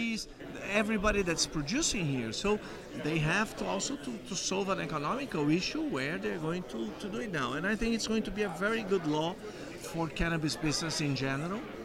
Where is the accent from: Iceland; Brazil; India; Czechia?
Brazil; moved away as an adult; now in Canada; I am originally from Brazil. I've been living in Canada for 10 years now